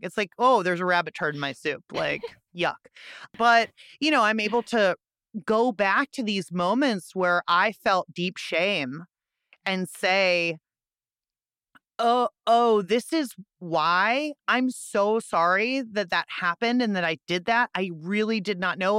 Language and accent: English; Pittsburgh, Pennsylvania, United States; Pittsburgh, my hometown